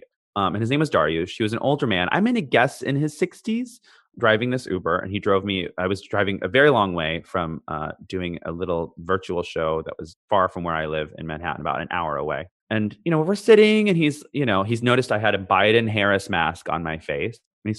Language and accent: English; Canada; born there; also born or lived in California, United States; born in Canada, lived in different places, California, wherever.